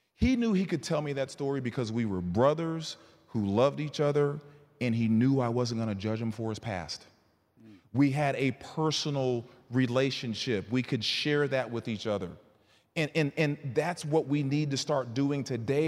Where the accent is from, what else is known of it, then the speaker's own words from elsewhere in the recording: Bryan, Texas, United States; also born or lived in Northern Virginia; now in Houston, United States; I was raised in Bryan College Station